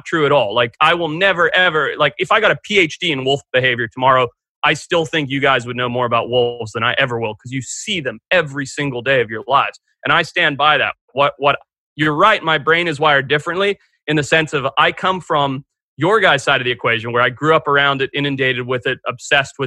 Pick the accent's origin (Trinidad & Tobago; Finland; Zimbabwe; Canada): Zimbabwe; also born or lived in California; now in Santa Barbara, United States; growing up in Zimbabwe. And then when I moved to California